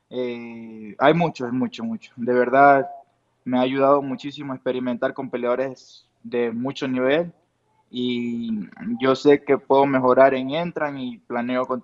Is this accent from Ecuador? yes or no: yes; Ecuador; now in Tijuana, Mexico; Salimos de Ecuador, de Ecuador y nos fuimos a Tijuana sin pensarlo dos veces y a ver qué pasa.